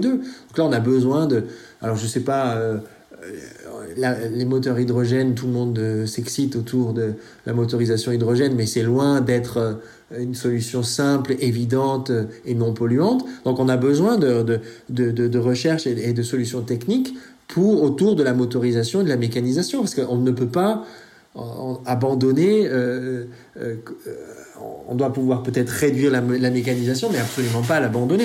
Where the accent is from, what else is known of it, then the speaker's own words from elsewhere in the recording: France; chez nous en France